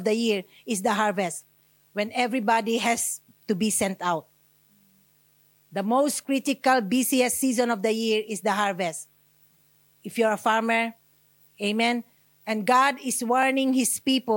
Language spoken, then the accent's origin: English; Australia; I'm Australian